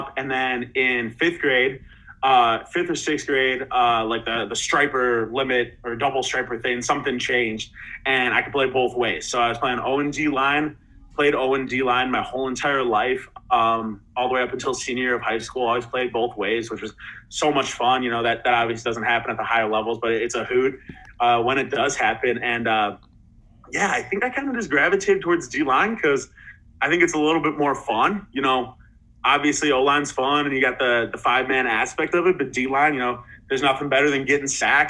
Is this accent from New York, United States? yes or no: no; around Northwestern, Illinois, United States; I grew up around Northwestern, around Northwestern football, doing their camps from a young age.